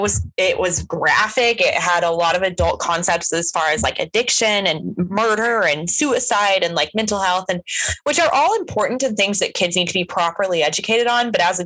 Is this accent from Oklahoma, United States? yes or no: yes; Oklahoma, United States; I grew up in Oklahoma.